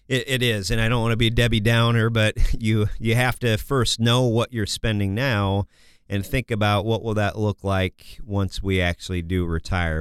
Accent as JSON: {"language": "English", "region": "Kansas", "country": "United States", "tie": "born or raised there", "also_born_or_lived": "Massachusetts", "moved": "yes", "lives_now": "Minnesota, United States", "said": "I was born in Massachusetts, grew up in Kansas"}